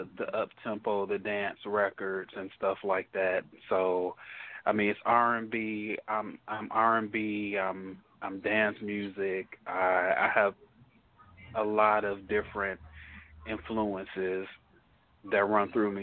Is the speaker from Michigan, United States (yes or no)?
yes; Detroit, Michigan, United States; now in Dallas, United States; I'm from Detroit, so Detroit has a history of house music